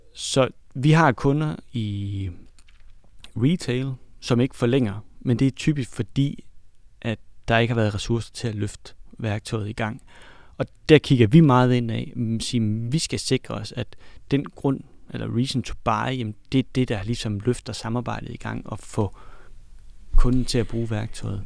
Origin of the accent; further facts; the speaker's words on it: Denmark; vi er fra Jylland